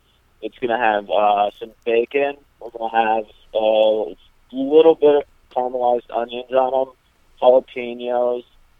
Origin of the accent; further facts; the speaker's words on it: New Prague, Minnesota, United States; moved away as an adult; now in Lakeville, United States; born and raised in New Prague.